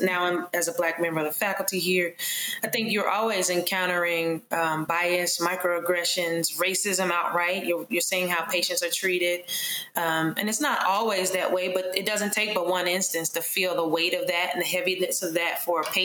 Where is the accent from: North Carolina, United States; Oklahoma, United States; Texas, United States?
North Carolina, United States; Charlotte; growing up in Charlotte, North Carolina, my parents were very supportive of me wanting to be a physician.